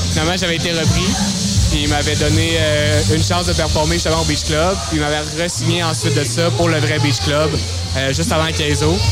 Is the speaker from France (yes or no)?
no; Lévis, Quebec, Canada; Oui, je suis originaire de Lévis, justement, aussi, à Saint-Rédempteur.